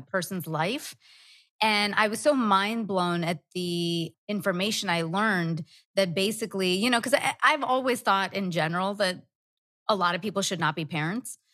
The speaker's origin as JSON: {"language": "English", "region": "Dubai", "country": "United Arab Emirates", "tie": "born or raised there", "said": "I was born in Dubai"}